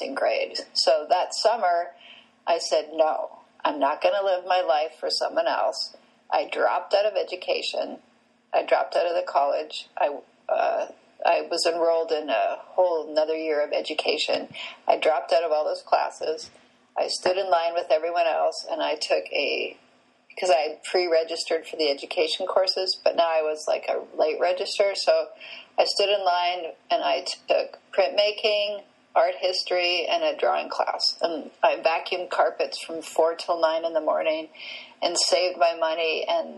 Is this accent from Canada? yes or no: yes; Canada; I grew up in Canada